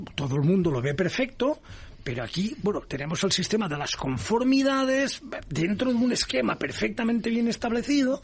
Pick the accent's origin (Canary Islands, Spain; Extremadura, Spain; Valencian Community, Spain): Valencian Community, Spain; Valencia; also born or lived in United States; Valencia, que es mi tierra